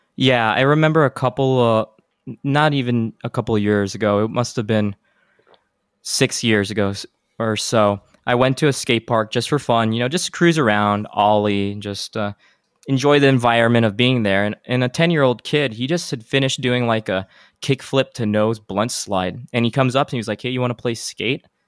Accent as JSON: {"language": "English", "town": "El Paso", "region": "Texas", "country": "United States", "tie": "born or raised there", "said": "my hometown of El Paso, Texas"}